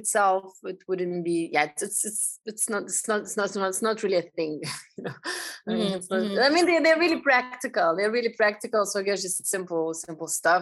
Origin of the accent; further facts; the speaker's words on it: Lithuania; moved away as an adult; now in Amsterdam, Netherlands; I'm coming originally from Lithuania